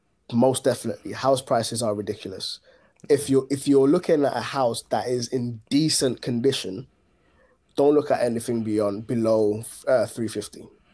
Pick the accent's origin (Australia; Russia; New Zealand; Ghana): Ghana; now in London, United Kingdom; And so I am more, in as much as I was born in Ghana and I was raised there for the initial part of my life, I am more of a Londoner than I am Ghanaian at the moment, just by virtue of where I've lived.